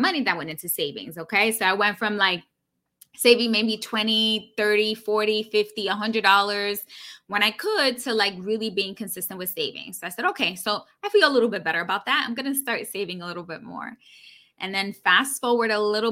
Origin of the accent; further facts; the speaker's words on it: New York City, New York, United States; grew up born and raised in New York City, daughter of an immigrant